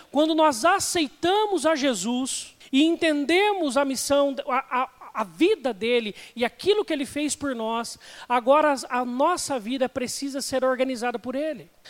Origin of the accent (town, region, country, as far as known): Brazil